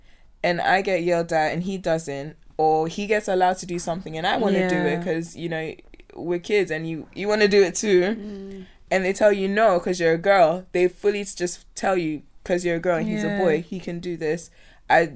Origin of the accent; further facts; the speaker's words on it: Ghana; I grew up in Ghana